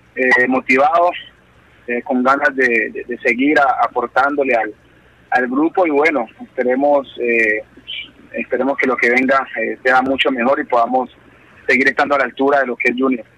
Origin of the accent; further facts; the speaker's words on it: Tutunendo, Chocó, Colombia; moved away; mi pueblo es un pueblo pequeño, pueblo que es aproximadamente 5.000 habitantes